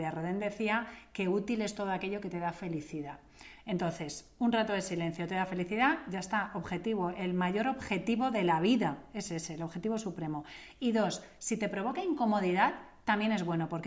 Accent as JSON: {"language": "Spanish", "country": "Italy", "said": "Me lo preguntas a mí porque soy italiana."}